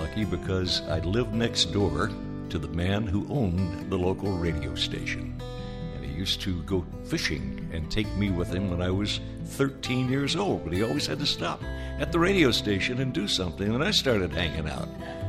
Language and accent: English; Jonesboro, United States; moved away; also born or lived in Indianapolis; So Jonesboro is where it all started for me. That was my hometown.